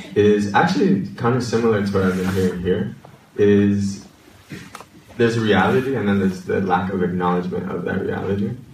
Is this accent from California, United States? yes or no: no; New York City, New York, United States; also born or lived in Washington Heights; I'm from the Bronx, New York